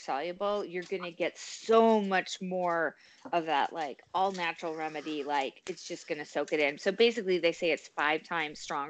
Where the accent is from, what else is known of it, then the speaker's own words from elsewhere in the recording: Steamboat Springs, Colorado, United States; I'm originally from Steamboat Springs, Colorado